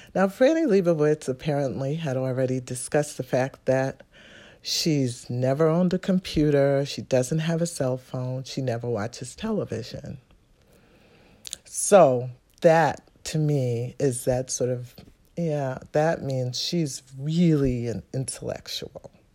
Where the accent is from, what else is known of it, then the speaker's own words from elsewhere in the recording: New York City, New York, United States; I'm from New York City, Manhattan